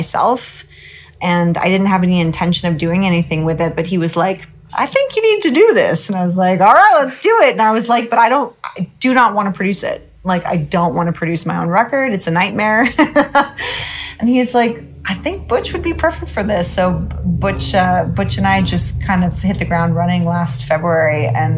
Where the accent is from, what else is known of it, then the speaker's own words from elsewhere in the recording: Northern California, United States; also born or lived in Alaska; now in Los Angeles, United States; I'm a California girl for sure, but I was born in Alaska